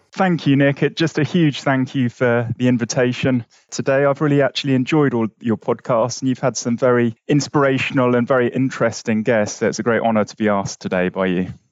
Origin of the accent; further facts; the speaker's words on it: London, United Kingdom; I was brought up in West London